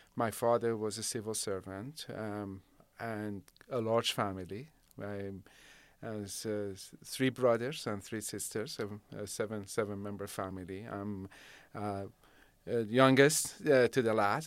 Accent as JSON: {"language": "English", "town": "Shiraz", "region": "Fars", "country": "Iran", "tie": "born or raised there", "moved": "yes", "lives_now": "Rancho Cordova, United States", "said": "and I grew up in Shiraz."}